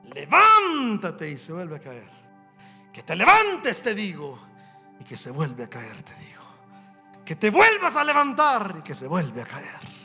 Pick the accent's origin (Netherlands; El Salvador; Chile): El Salvador; moved away as an adult; also born or lived in Canada; cuando voy al Salvador, o cuando estoy en mi país, me trae tantos buenos recuerdos o tantos recuerdos cuando paso en la escuela que yo estudié cuando era un niño.